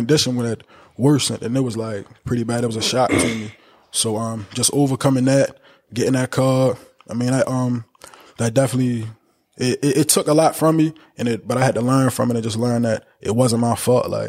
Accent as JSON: {"language": "English", "town": "Baltimore", "region": "Maryland", "country": "United States", "tie": "born or raised there", "said": "But growing up in Baltimore, man, I learned a lot. I had a lot of fun. You feel me? Made a lot of friends. I lost friends growing up."}